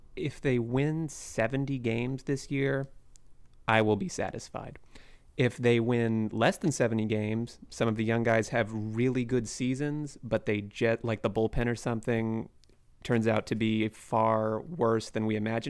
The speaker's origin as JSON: {"language": "English", "town": "Shoreline", "region": "Washington", "country": "United States", "tie": "born or raised there", "also_born_or_lived": "Seattle", "said": "I was born in Seattle and raised in Shoreline"}